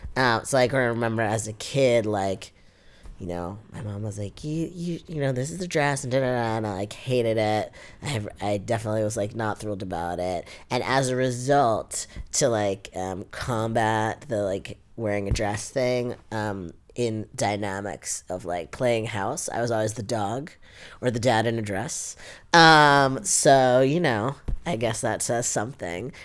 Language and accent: English; New York City, New York, United States; I was born in Canarsie here in Brooklyn. Um, I grew up in my grandparents' three family house.